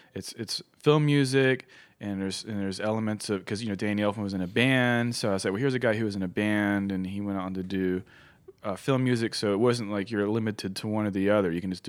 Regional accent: Roanoke, Virginia, United States; But where I grew up in Roanoke, Virginia, which is a great place to grow up, but unfortunately it was a little behind the times.

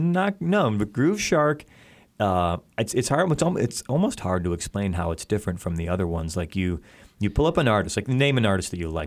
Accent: Chicago, Illinois, United States; the venues in my hometown

